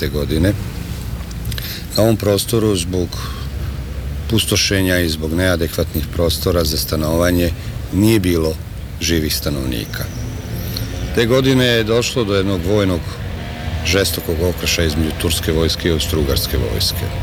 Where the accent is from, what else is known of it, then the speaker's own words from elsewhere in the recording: Novi Sad, Vojvodina, Serbia; Ja sam inače doktor tehničkih nauka, rođen sam ovde u jednom lepom kraju koji se zove Rotkvarija.